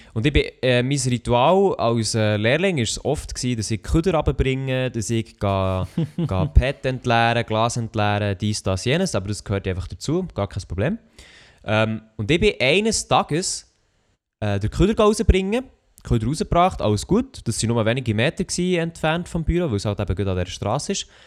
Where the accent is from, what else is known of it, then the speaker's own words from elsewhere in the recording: Switzerland; Schweizer Rapper, wo ich herkomme